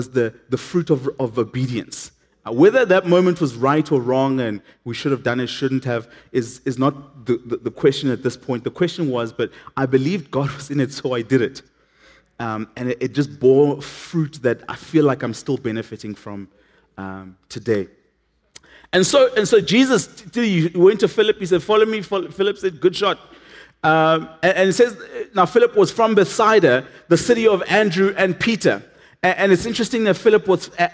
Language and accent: English; Matatiele, Eastern Cape, South Africa; moved away; I come from a little town called Matatiel.